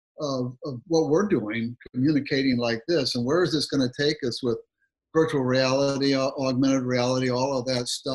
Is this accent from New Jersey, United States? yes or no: no; Southeast Michigan, United States; I grew up in Michigan, Southeast Michigan